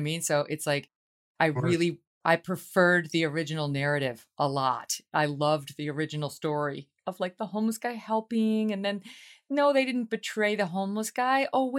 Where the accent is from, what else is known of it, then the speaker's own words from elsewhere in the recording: Albany, New York, United States; That's from my hometown, Albany, New York, that cult, run by Keith Raniere